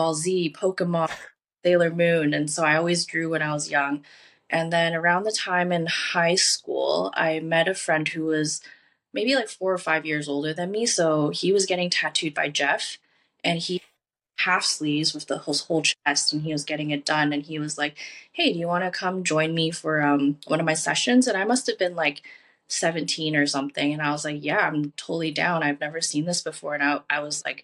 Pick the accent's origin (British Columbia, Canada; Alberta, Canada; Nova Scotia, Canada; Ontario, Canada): British Columbia, Canada; Richmond; now in Vancouver, Canada; I was born and raised in Richmond